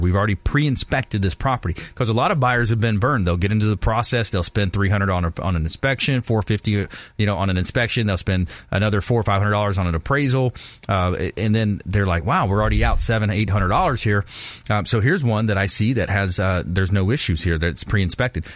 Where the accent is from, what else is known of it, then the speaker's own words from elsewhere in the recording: LaBelle, Florida, United States; my hometown, uh, LaBelle